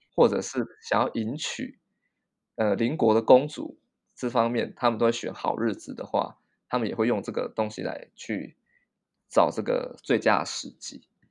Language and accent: Chinese; Taiwan; 在台湾很多人都有这样子的经验